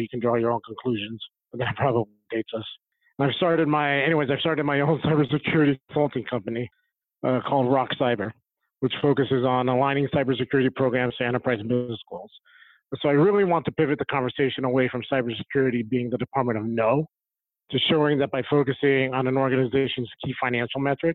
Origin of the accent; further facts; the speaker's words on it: Las Vegas, Nevada, United States; moved away; also born or lived in Phoenix; I grew up in Vegas